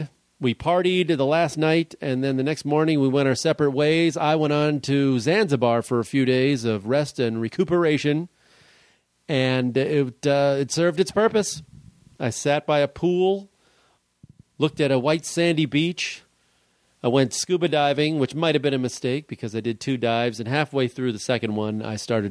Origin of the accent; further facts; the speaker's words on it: Chicago, Illinois, United States; also born or lived in Brooklyn, New York; I grew up in Chicago